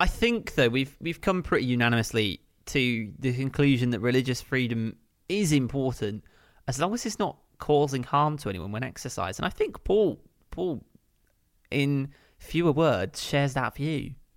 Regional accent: Kent, South East England, United Kingdom; moved away as an adult; also born or lived in West London; growing up in Kent.

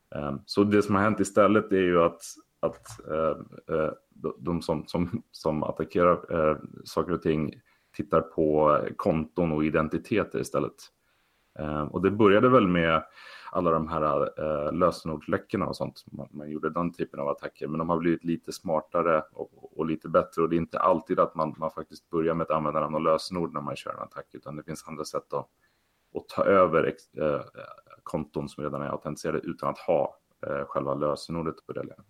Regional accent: Sweden; moved away as an adult; also born or lived in Stockholm area / US east coast; now in San Francisco, United States; som många svenskar att, att man tyckte det var lite spännande med datorer när man var liten

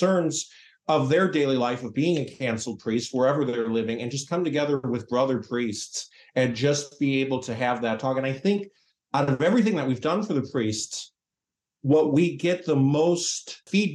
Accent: Chicago, Illinois, United States; moved away; I'm from the Archdiocese of Chicago originally. And when I was first born in 1980, there were 450 odd parishes all over Cook and Lake County

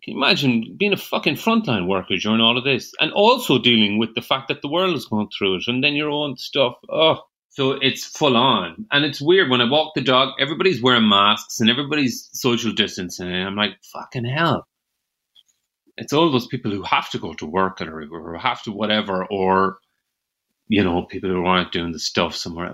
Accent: Ireland; accent: rural Irish

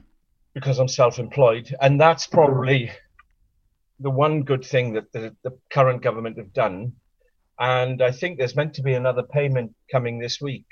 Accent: Wales, United Kingdom; first language Welsh; English is a second language; moved away; also born or lived in London; up until about the mid 1996, I didn't do anything in my mother tongue, so to speak. But when I was invited to do a gig in Welsh

